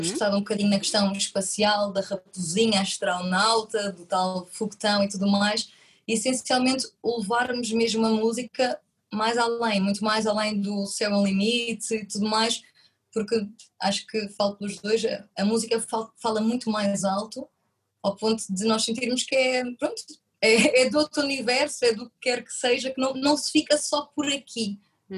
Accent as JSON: {"language": "Portuguese", "region": "Madeira", "country": "Portugal", "tie": "born or raised there", "also_born_or_lived": "Porto", "moved": "yes", "said": "eu sou natural da Madeira"}